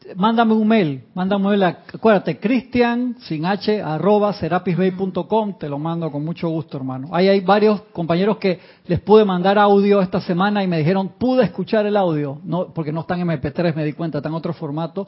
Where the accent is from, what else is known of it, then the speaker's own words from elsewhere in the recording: Uruguay; moved away; yo nací en Uruguay